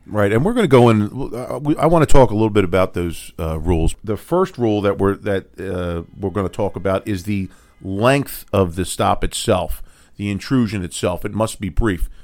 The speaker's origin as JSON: {"language": "English", "town": "Philadelphia", "region": "Pennsylvania", "country": "United States", "tie": "born or raised there", "said": "I am from Philadelphia, born and raised"}